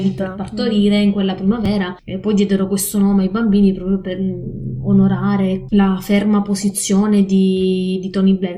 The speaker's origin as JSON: {"language": "Italian", "area": "province of Catania", "region": "Sicily", "country": "Italy", "also_born_or_lived": "Forlì, Italy", "moved": "as an adult", "lives_now": "Mitrovica, Kosovo", "said": "Vivo in questo momento a Kosovska Mitrovica, quindi nel mm-hmm. nord del, del Kosovo, ma vengo dalla Sicilia, provincia di Catania"}